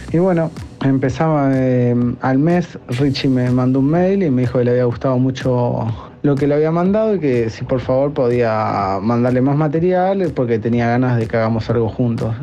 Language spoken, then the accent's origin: Spanish; Olivos, Buenos Aires Province, Argentina; Soy de Olivos, de Zona Norte